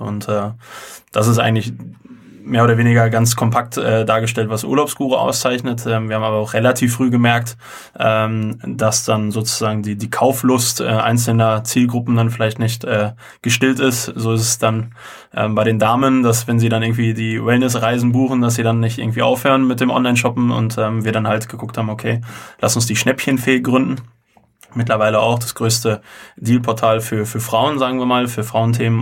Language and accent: German; Unna, North Rhine-Westphalia, Germany; nicht direkt aus Holzwickede. Holzwickede gehört zum Kreis Unna und wir kommen halt beide aus Unna